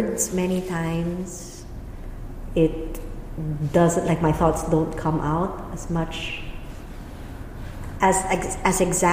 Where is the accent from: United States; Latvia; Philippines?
Philippines; moved away; With Filipino, from my home country, with Filipino and with German, I stutter still.